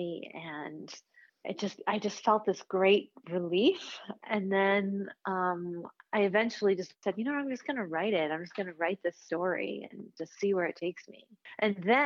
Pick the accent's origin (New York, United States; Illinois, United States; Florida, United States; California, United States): Illinois, United States; Chicago; I grew up in Chicago